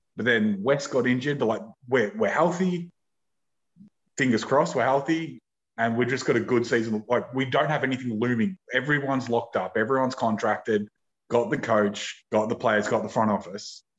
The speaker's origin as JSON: {"language": "English", "country": "Australia", "said": "as an Australian"}